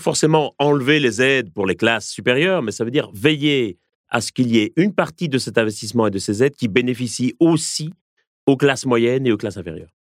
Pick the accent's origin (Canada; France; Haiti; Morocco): France; en tant que Français, en tant qu'Européens